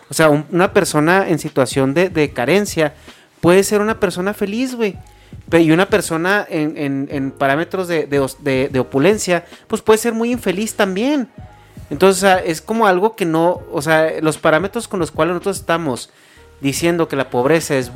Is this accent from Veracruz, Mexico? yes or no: yes; Veracruz, Mexico; yo soy jarocho